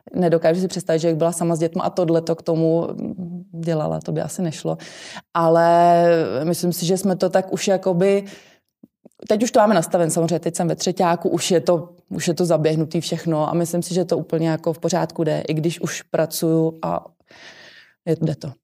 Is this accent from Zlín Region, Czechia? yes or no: no; Plzeň, Plzeň Region, Czechia; also born or lived in New Zealand; u nás v Plzni